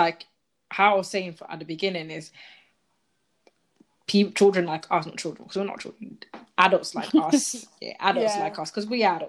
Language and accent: English; Ghana; now in United Kingdom; when you tell them, oh, I'm from Ghana. Oh, yeah, I've been to Accra.